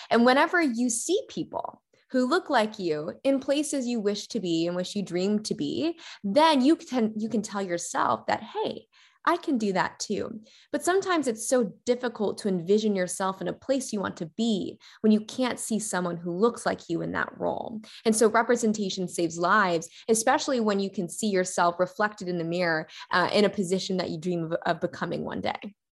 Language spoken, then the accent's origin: English; McKinney, Texas, United States; also born or lived in Carrollton, Texas / Prosper, Texas; I was born and raised right here in McKinney, Texas